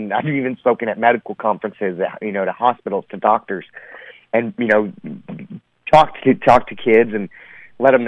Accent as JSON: {"language": "English", "region": "Texas", "country": "United States", "tie": "born or raised there", "said": "I was born and raised in Texas"}